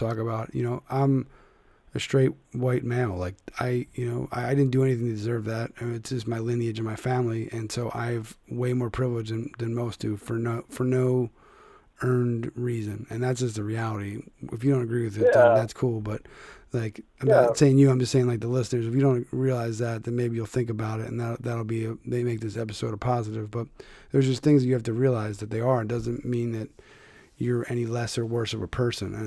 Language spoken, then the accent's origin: English; Philadelphia, Pennsylvania, United States; my hometown of Philadelphia